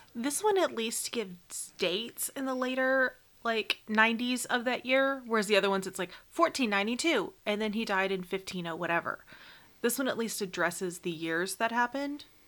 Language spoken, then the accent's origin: English; United States; we as an American people